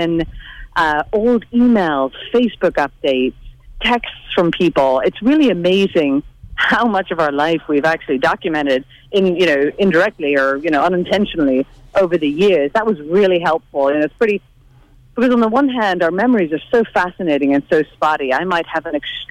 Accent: Northern Ireland, United Kingdom; growing up in the Troubles in Northern Ireland

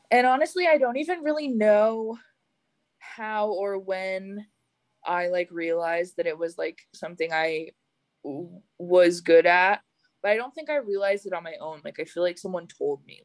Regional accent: Calgary, Alberta, Canada; moved away; I grew up in Calgary, Canada

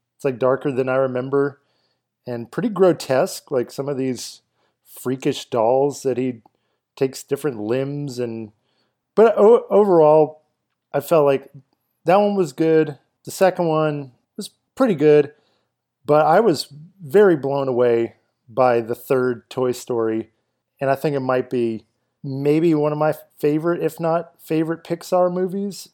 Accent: Kenner, Louisiana, United States; I grew up in Kenner for a big chunk of my life

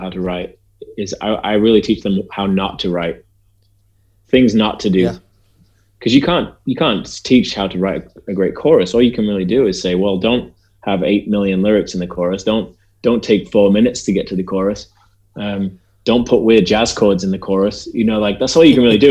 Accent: Leyland, North West England, United Kingdom; moved away as an adult; also born or lived in Aberdeen, Scotland / Heysham, Lancashire / Brighton / New York; I was born in Scottish land, in Aberdeen. But which is in the way, way, way northeast corner of Scotland. But I actually grew up, half of my youth was spent in Heysham in Lancashire. And then the second half was in Leyland in Lancashire. So I'm a Lancashire boy.

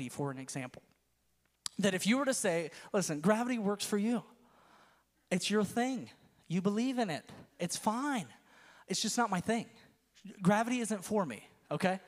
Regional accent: Florida Panhandle, United States; So I grew up in the South. I'm from the panhandle of Florida

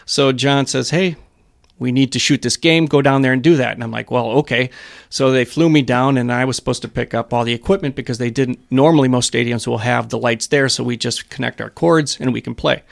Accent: Waukesha, Wisconsin, United States; I grew up in Wisconsin. Uh, I spent part of my time in Waukesha

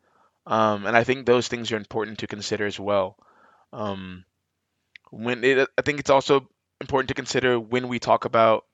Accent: Texas, United States; I live in Texas. Well, I'm also from Texas

